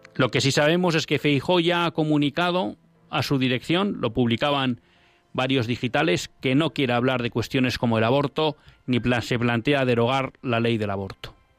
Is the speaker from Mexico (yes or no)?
no; Basque-speaking homeland, Basque Country, Spain; yo no manejo la, la, lengua de mi tierra, una de las lenguas de mi tierra, el otro es el castellano, pero el vascuence no lo manejo bien